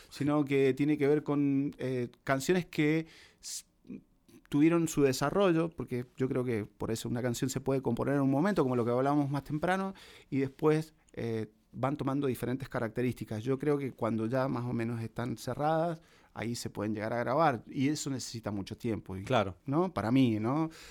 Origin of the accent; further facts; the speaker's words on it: La Consulta, Mendoza, Argentina; now in Buenos Aires, Argentina; cuando me vine acá a Buenos Aires desde la consulta, que es el pueblito de donde soy